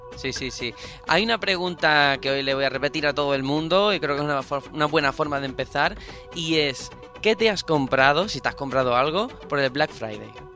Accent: Andalusia, Spain; yo soy andaluz

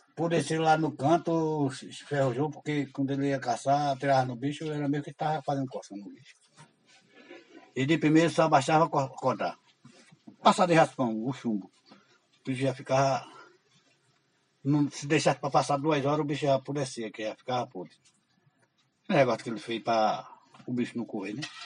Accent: Alagoas, Brazil; Em Alagoas, eu nunca saí de Alagoas

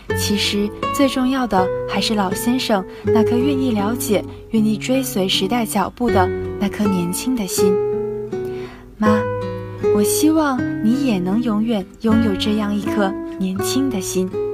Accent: Hangzhou, Zhejiang, China; moved away as an adult; now in Nanjing, China; 来自浙江杭州。我在南京大学

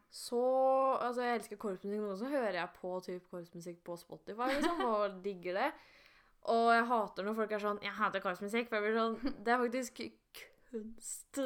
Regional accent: Romerike, Akershus, Norway; jeg er jo fra Romerike

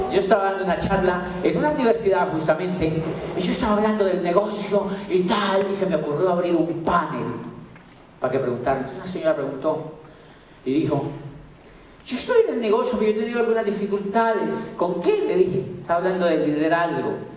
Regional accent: Miranda, Cauca, Colombia; ¿De dónde, señora? Yo soy de Miranda Mocauca.

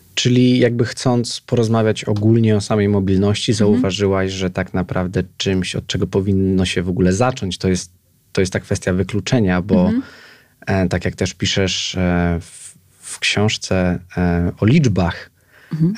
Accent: Piaseczno, Masovian Voivodeship, Poland; mieszkałem w, jako nastolatek w, w, w podwarszawskim Piasecznie

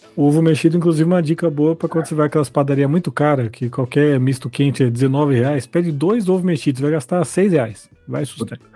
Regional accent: São Bernardo do Campo, São Paulo, Brazil; eu sou de São Bernardo

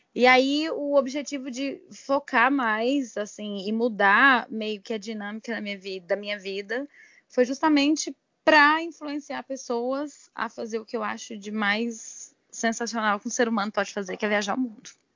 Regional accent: Goiânia, Goiás, Brazil; sou de Goiânia, tenho 32 anos

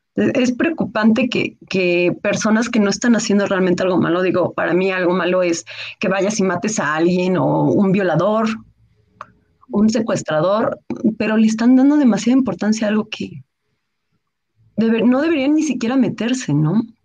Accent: Mexico; also born or lived in Mexico City; soy escritora, soy mexicana. Ahorita, bueno, me encuentro en el Estado de México. Yo soy, bueno, vivo en Ciudad de México

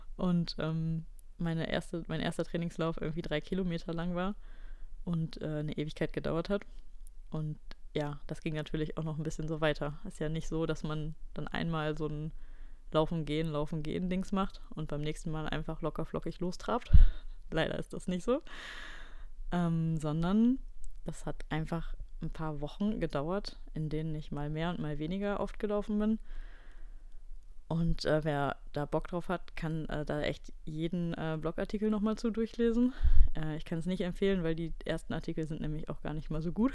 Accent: Ratingen, North Rhine-Westphalia, Germany; moved away; in meinem Heimatdorf in Ratingen

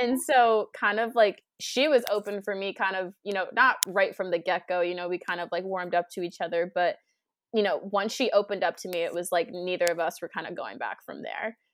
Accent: Cape Cod, Massachusetts, United States; also born or lived in Plymouth, Massachusetts / Amherst, Massachusetts; I grew up on the Cape

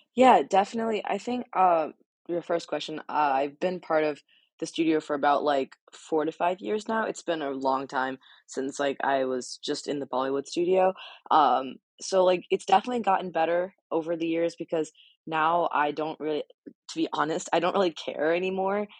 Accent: Hillsborough, New Jersey, United States; I lived in Hillsboro basically my entire life

